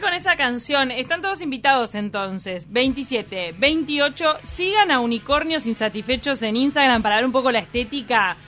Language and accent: Spanish; Uruguay; los uruguayos estamos como súper cuadriculados en el tema de las etiquetas